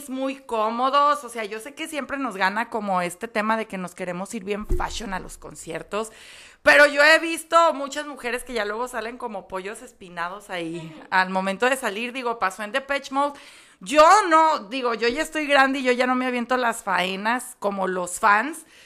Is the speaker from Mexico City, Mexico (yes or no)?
yes; Mexico City, Mexico; Fíjense que yo vengo de Ciudad de México, donde el clima todo el tiempo es así y las noches todo el tiempo son frías